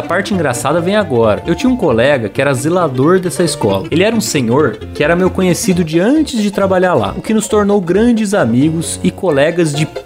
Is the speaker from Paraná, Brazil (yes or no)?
yes; Paraná, Brazil; Fui funcionário público por cinco anos, trabalhava em minha cidade natal, no interior do Paraná